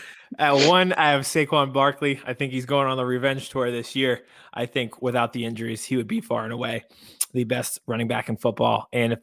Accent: Harrisburg, Pennsylvania, United States; born or raised there

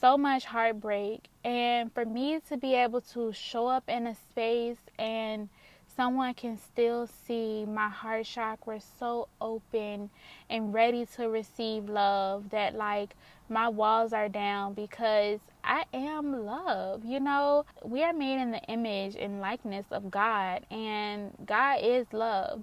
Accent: Richmond, Virginia, United States; that's my hometown where I was born, where I'm from, and that's currently where I'm living at this moment

